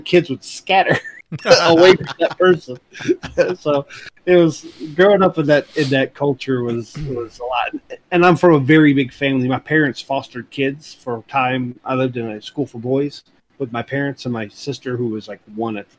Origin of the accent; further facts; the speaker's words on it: East Tennessee, United States; also born or lived in Chicagoland area, Illinois; I was born in the Chicagoland area, and then we kind of migrated to Tennessee.